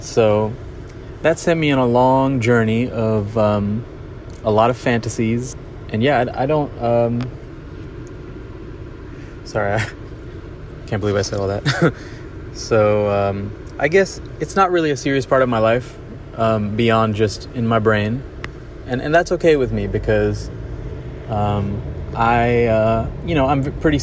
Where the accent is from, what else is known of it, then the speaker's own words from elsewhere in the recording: Mumbai, Maharashtra, India; growing up in Bombay around artists and photographers and musicians